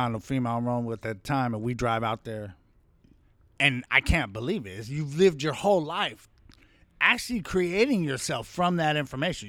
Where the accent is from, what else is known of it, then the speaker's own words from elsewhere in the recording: Compton, California, United States; also born or lived in Hollywood, Los Angeles / Henderson; we lived in Compton.